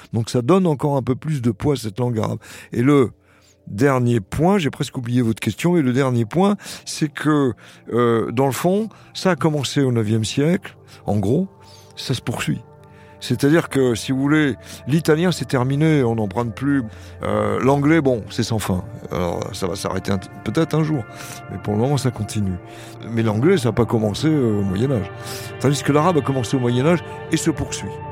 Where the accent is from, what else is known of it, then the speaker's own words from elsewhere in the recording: Saint-Denis, Île-de-France, France; first language French, Arabic; je suis né à Saint-Denis